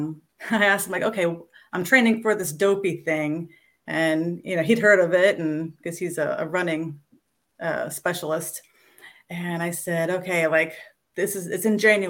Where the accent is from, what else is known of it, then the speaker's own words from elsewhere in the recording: Orlando, Florida, United States; I grew up in and around the Orlando area